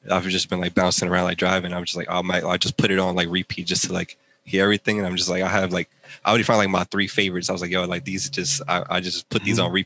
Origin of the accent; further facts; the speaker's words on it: Philadelphia, Pennsylvania, United States; now in New Jersey, United States; I'm originally from Philly, but right now I'm staying in Jersey.